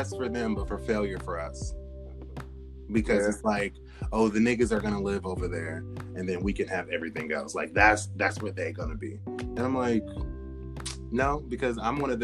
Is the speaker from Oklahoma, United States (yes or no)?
no; Portland, Oregon, United States; moved away; I'm from Portland, Oregon